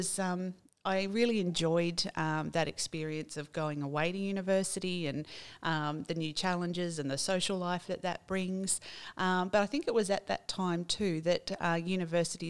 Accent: Taree, New South Wales, Australia; I grew up in Taree, and I'm a graduate of Manning Gardens and Wingham High School

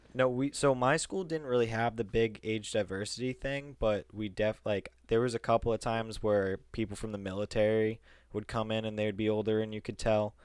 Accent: Massachusetts, United States; we're from Massachusetts

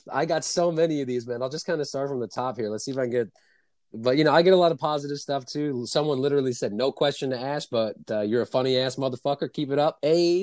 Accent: New York City, New York, United States; now in Upstate New York (Adirondack Mountains), United States; I'm, from there. I was born in Brooklyn

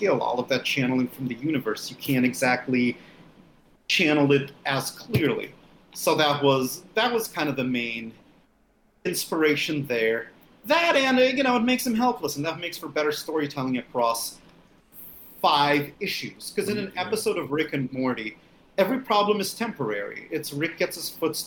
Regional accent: Russia; now in United States; I'm from the Soviet Union. I mean, I'm born from Russia. It's something I'm very proud of, being a Russian immigrant in the United States

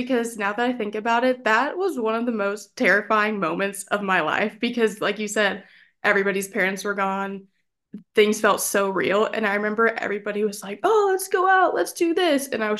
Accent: Dallas, Texas, United States; moved away as an adult; now in Nashville, United States; I'm from Dallas, Texas, born and raised. I'm a Texas girl all day long.

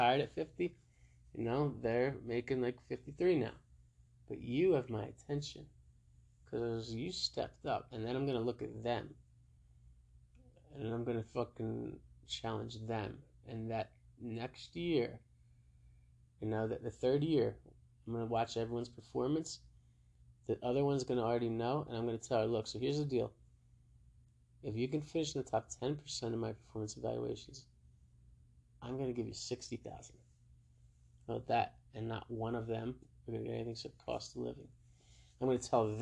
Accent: New Jersey, United States; I'm from Jersey

